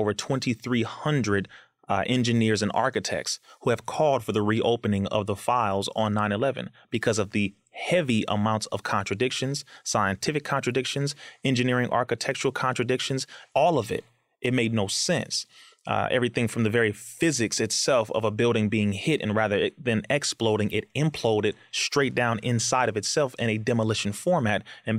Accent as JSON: {"language": "English", "town": "Compton", "region": "California", "country": "United States", "tie": "born or raised there", "said": "And I went to Sister Clara Muhammad School and I went to MUI, known as Muhammad University of Islam, when I was younger, both in Compton, California."}